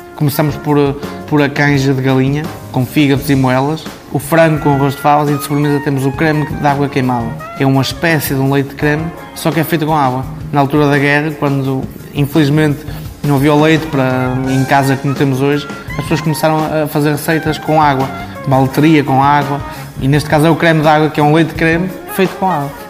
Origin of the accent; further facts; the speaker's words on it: Baião, Porto District, Portugal; also born or lived in Barcelona; Sou um filho desta terra, que é Baião, nasci aqui em Baião